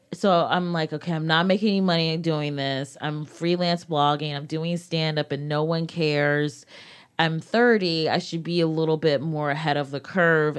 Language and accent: English; United States; my experience as a young black woman growing up in America